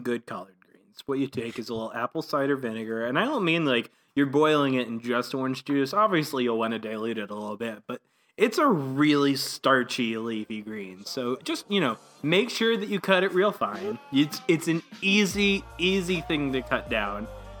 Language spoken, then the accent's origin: English; the South, United States; I grew up in the South, sir.